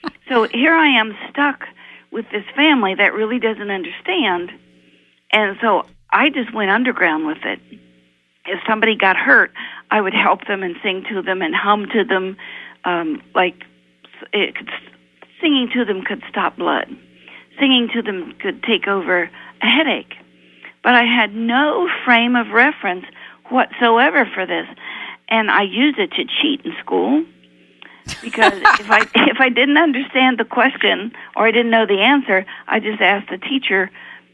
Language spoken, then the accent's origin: English; Appalachia, United States; I was raised in Appalachia, in poor Appalachia